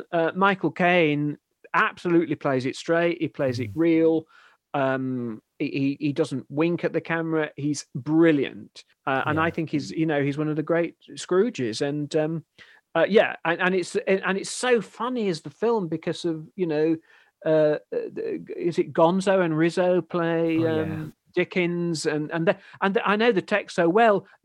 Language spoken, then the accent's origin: English; Yorkshire and the Humber, United Kingdom; accent: Yorkshire; in my natural accent, which is technically Yorkshire, and I probably don't sound it